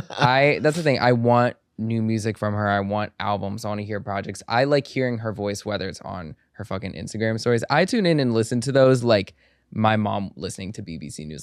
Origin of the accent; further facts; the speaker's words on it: Egypt; I'm, I'm from Egypt